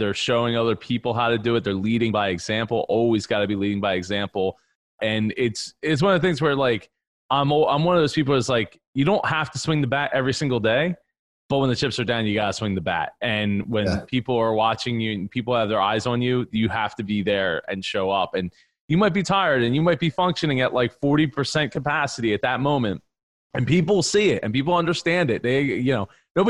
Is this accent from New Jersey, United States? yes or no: yes; New Jersey, United States; So I grew up in a family business in the truck parts industry in South Jersey. You said I was from South Philly. My family's from South Philly. I'm from South Jersey